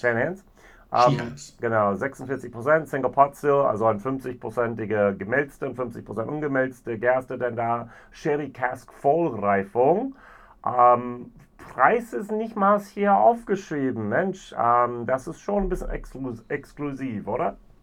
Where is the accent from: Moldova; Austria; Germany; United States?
United States; moved away; ich als Amerikaner